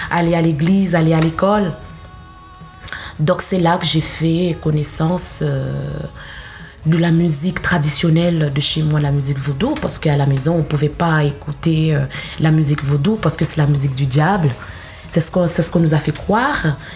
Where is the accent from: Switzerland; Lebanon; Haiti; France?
Haiti; born there; je suis née en Haïti et euh, j'ai grandi dans une famille protestante religieuse.